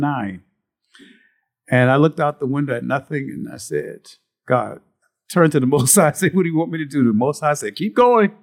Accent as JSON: {"language": "English", "town": "Moss Corner", "region": "South Carolina", "country": "United States", "tie": "born or raised there", "moved": "yes", "said": "my mother's backyard, was Moss Corner, South Carolina, trains at our house, and I remember spending time there as a child"}